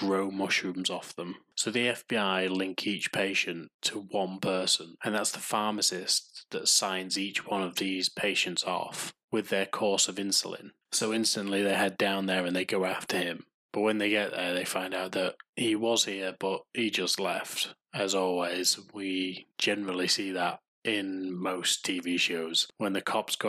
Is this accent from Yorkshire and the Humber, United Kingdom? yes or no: yes; Yorkshire and the Humber, United Kingdom; I'm from Yorkshire